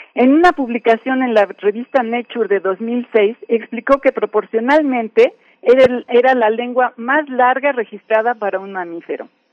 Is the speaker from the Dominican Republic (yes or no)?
no; Mexico; como mexicanos